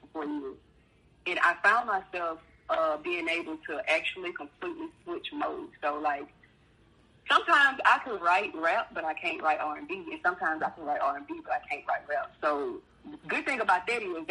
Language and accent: English; Cleveland, Mississippi, United States; also born or lived in Grenada, Mississippi; I'm from the Mississippi Delta, Cleveland, Mississippi, where I was born.